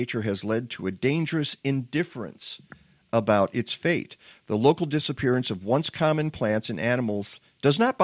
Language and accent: English; Michigan, United States; we grew up in Michigan